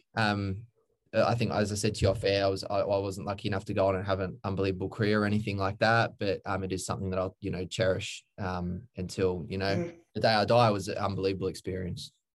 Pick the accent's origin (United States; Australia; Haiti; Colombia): Australia; Redland City, Queensland; also born or lived in Brisbane; I grew up in Queensland.